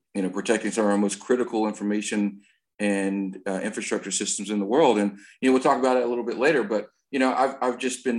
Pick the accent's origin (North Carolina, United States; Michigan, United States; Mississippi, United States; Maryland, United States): North Carolina, United States; now in Georgia, United States; I grew up in North Carolina and spending most of my summers in Georgia